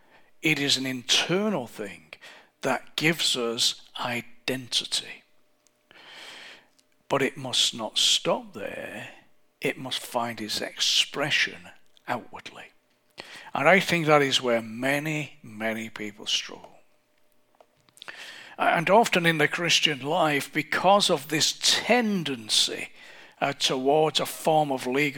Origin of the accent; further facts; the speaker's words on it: England, United Kingdom; I'm English